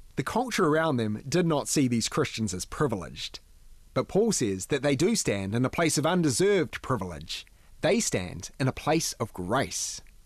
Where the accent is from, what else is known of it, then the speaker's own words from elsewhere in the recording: New Zealand; growing up in New Zealand